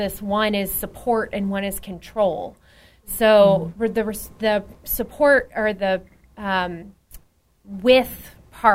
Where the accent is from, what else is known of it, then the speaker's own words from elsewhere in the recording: Dallas, Texas, United States; I'm from Dallas